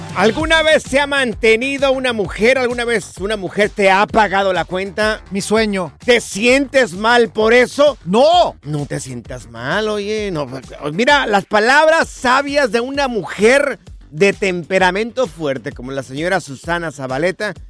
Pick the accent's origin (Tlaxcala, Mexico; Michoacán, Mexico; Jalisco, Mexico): Jalisco, Mexico; yo soy del estado Jalisco